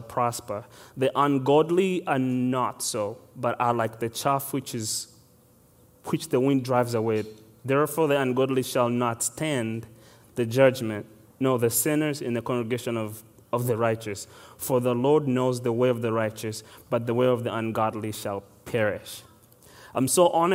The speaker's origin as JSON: {"language": "English", "country": "Uganda", "tie": "born or raised there", "moved": "yes", "said": "I am exactly from Uganda. I was born and raised there"}